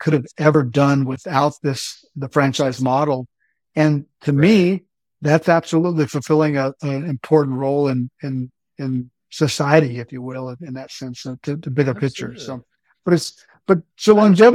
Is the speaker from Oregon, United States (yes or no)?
no; Odessa, Texas, United States; moved away as an adult; also born or lived in McAllen, Texas; I graduated from Odessa Permian, and my claim to fame is that I graduated with the class of Friday Night Lights, 1989